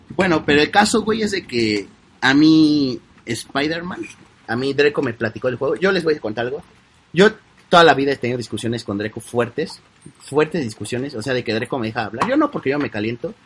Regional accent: Mexico; Los mexicanos queremos hablar como los españoles

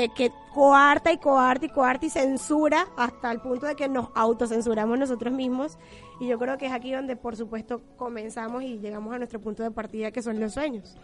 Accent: Venezuela; moved away; yo soy venezolana

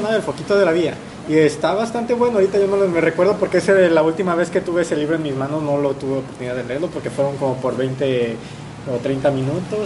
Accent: Puerto Vallarta, Jalisco, Mexico; somos aquí de Puerto Vallarta

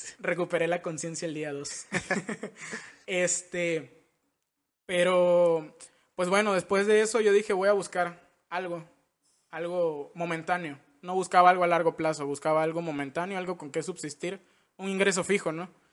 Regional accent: Villahermosa, Tabasco, Mexico; now in Mérida, Mexico; somos de Villahermosa nosotros. Somos chocos de la tierra del pozol

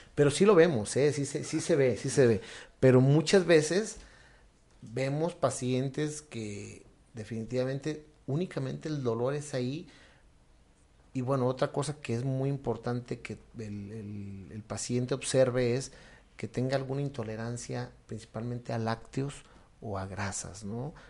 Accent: Mexico; como mexicanos, también a veces queremos

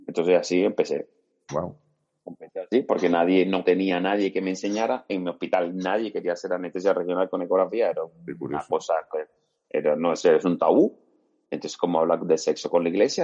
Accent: Cuba; moved away as an adult; now in Spain; yo soy médico cubano, formado en Cuba

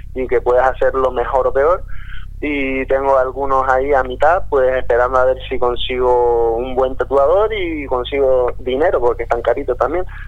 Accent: Gran Canaria, Canary Islands, Spain; Gran Canaria, donde soy yo

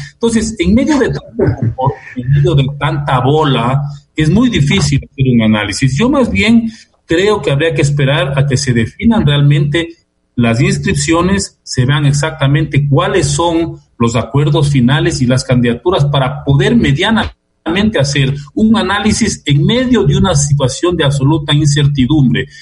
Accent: Ecuador

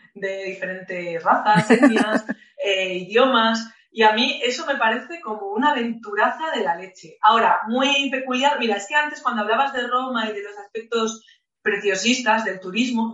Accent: Spain; also born or lived in Lisbon; soy española

